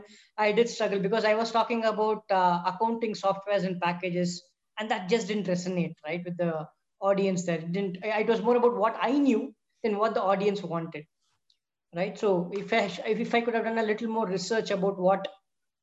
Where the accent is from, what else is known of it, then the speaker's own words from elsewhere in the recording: Chennai, Tamil Nadu, India; first language Tamil; English is a second language; moved away as an adult; also born or lived in Mumbai; now in Bangalore, India; I've grew up in Chennai.